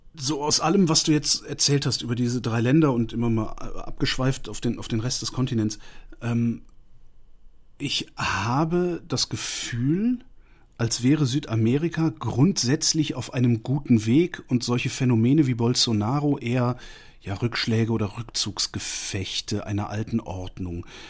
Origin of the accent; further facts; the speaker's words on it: Allgäu, Germany; bei uns im Allgäu